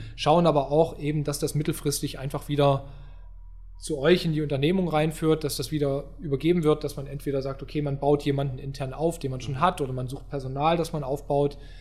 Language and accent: German; Upper Lusatia, Saxony, Germany; moved away as an adult; also born or lived in Baden-Württemberg; ich komme ja äh, aus den äh, aus der guten Oberlausitz, mhm. Äh, so Dreiländereck, so das ist so meine Heimat